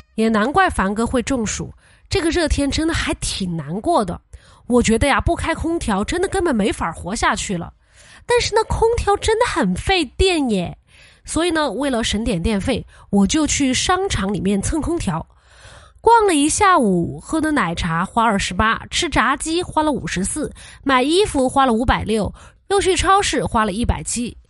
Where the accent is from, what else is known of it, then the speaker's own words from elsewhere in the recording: Sichuan, China; 作为四川人